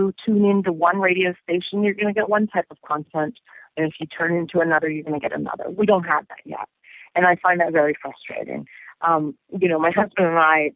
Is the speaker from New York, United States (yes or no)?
no; Northern Virginia, United States; I grew up in Northern Virginia, outside of D.C.